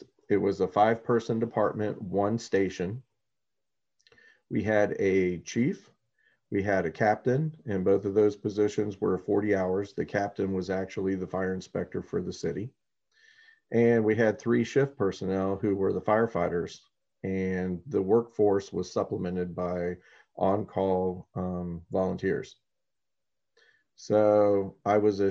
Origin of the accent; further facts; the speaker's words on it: Orlando, Florida, United States; also born or lived in Frankfurt, Germany / Spain / South Carolina / Kissimmee, Florida; basically been in Florida the entire time since. Grew up here in Orlando